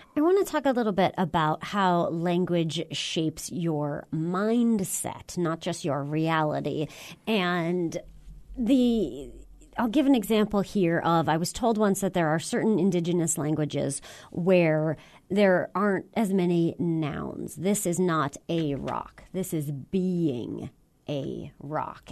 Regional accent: United States; As an American

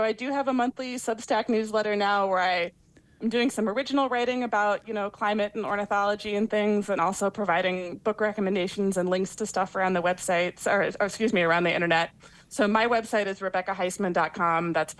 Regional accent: Ohio, United States; I grew up in Ohio

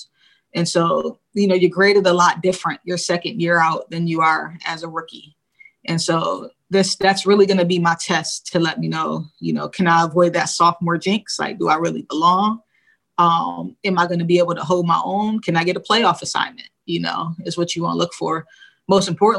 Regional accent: Rochester, New York, United States; So I'm West Side till I die for, you know, for Rochester. But, you know, that's where I grew up

